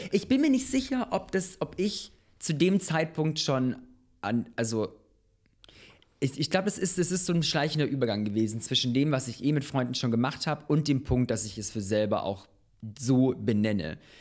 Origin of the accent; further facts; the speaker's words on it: Munich, Bavaria, Germany; moved away as an adult; also born or lived in Bosnia; now in Berlin, Germany; Ich bin in äh, München geboren.